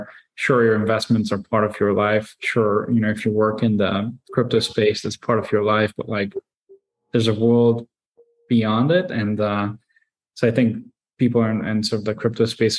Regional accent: Hungary; moved away; I grew up in Hungary

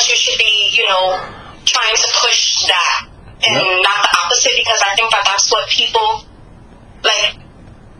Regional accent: New York City, New York, United States; I'm from the Bronx, I'm a black girl

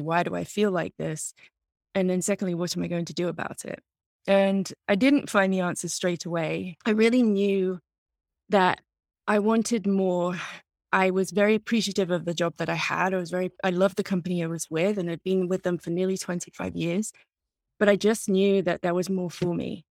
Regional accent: England, United Kingdom; moved away as an adult; now in United States; I'm originally from England. I came over here to America as a student in my early twenties

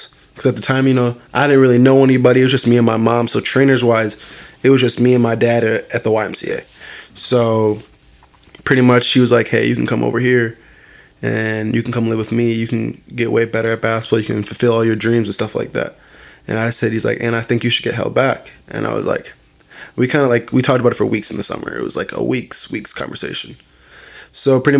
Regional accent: Green Bay, Wisconsin, United States; also born or lived in Appleton, Wisconsin / Neenah, Wisconsin; I was born in Green Bay, born in West Apeer. Me and my mom, we grew up there for a couple of years until my stepfather stepped in. But we were West Apeer made. I mean, I was there till 8th grade

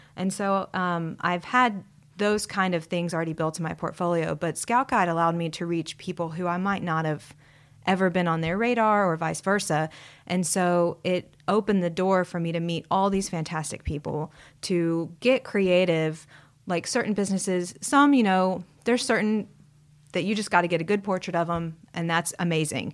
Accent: Huntsville, Alabama, United States; also born or lived in Savannah, Georgia; pretty much grew up here most of my life

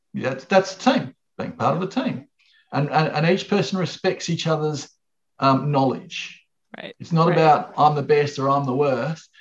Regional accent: Australia; I'm from Australia

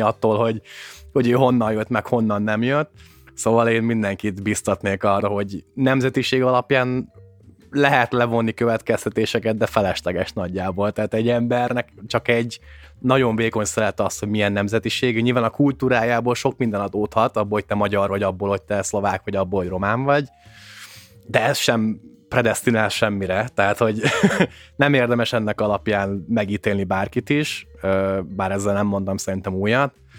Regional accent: Hungary; én magyar vagyok, hogy onnan jövök

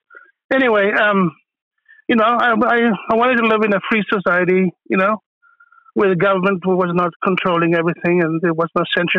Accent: Germiston, Gauteng, South Africa; moved away as an adult; now in San Francisco Bay Area, United States; Well, I'm a Greek South African. I was born in the Germiston in the old Transvaal.

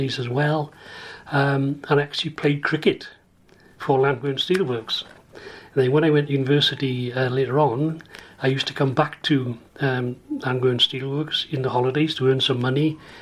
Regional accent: Newport, Wales, United Kingdom; now in Mumbles, United Kingdom; I was born in Lydia Bynan Hospital, which is now the Celtic Manor Resort in Newport, a hospital for difficult births

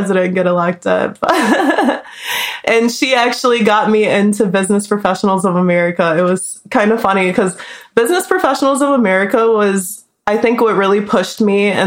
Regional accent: Detroit, Michigan, United States; now in Las Vegas, United States; I'm from Detroit, Michigan. I'm living in Las Vegas right now.

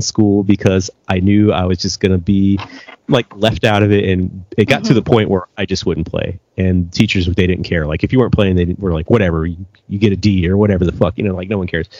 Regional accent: United States; moved away; I grew up in America

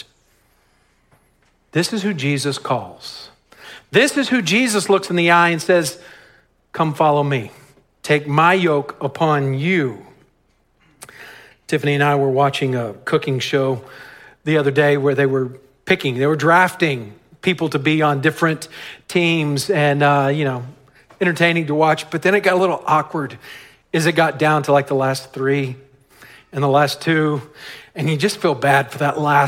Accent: West Texas, United States; I grew up in West Texas on a ranch where we had dirt roads

